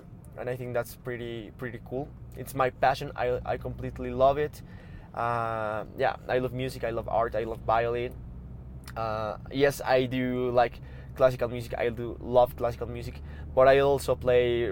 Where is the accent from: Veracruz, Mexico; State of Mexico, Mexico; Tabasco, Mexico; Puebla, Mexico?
State of Mexico, Mexico; Toluca; also born or lived in Vancouver, Canada; I was born here in Mexico, in a town called, named in a city named Toluca, like about 45 minutes from Mexico City.